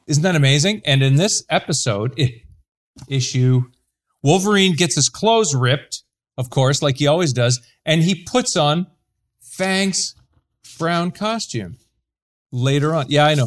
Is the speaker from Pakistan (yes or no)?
no; Canada